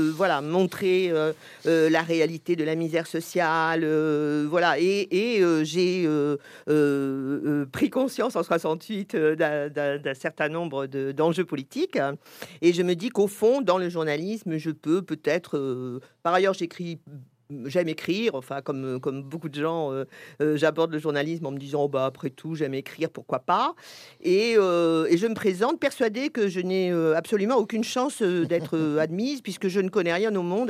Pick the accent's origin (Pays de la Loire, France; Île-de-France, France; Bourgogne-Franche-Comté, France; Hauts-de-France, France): Île-de-France, France; Paris; je suis parisienne